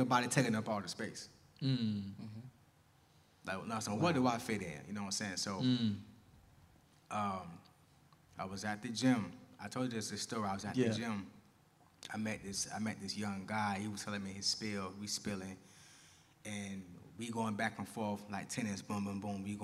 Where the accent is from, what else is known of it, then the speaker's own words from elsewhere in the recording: Tampa, Florida, United States; I'm from Tampa